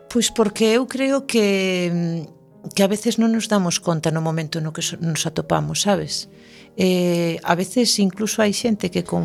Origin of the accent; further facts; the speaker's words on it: Galicia, Spain; os galegos somos así.